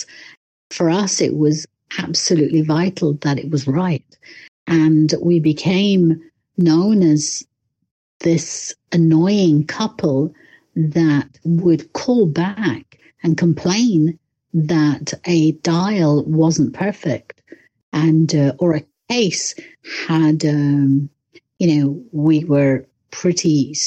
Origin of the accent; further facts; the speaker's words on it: London, United Kingdom; moved away as an adult; also born or lived in Le Locle, Switzerland; now in Switzerland; I'm from London.